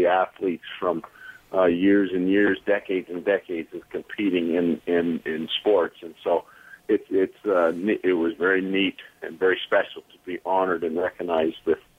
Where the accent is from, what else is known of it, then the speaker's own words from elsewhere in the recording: London, Ontario, Canada; being born and raised in London